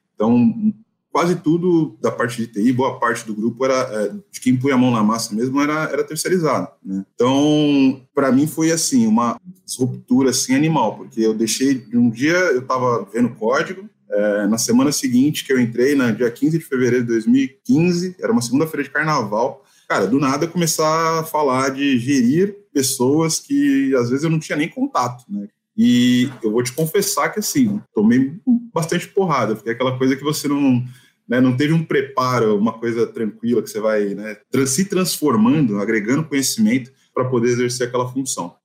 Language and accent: Portuguese; São Paulo, Brazil; sou paulistano, moro em São Paulo.